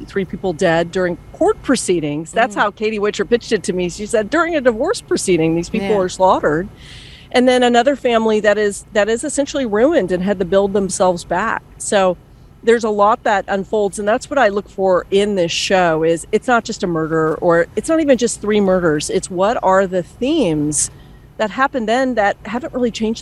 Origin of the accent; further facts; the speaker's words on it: Austin, Texas, United States; I'm from Austin.